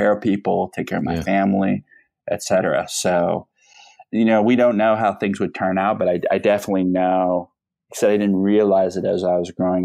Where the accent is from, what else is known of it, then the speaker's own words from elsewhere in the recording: Peoria, Illinois, United States; moved away; I grew up in Peoria, Illinois.